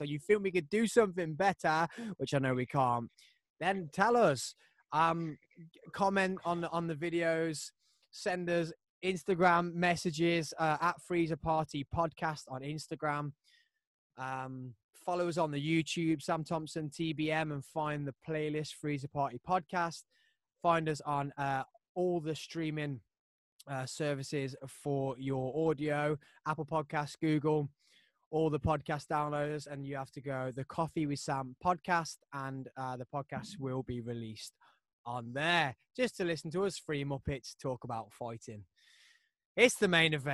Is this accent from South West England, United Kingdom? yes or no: no; Scotland, United Kingdom; I haven't even got a bit of Irish in me. I'm Scottish